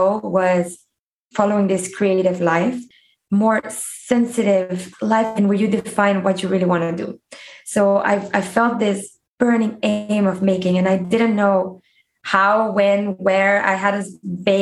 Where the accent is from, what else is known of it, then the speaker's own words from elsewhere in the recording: Mexico; also born or lived in United States / South Korea; I was born and raised in Mexico in a fully Mexican family